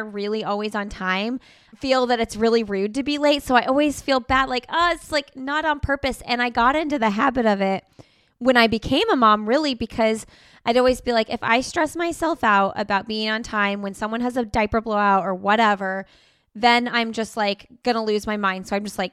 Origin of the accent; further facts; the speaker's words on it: Bloomington, Indiana, United States; moved away as an adult; now in Raleigh, United States; born and raised in Bloomington, went to IU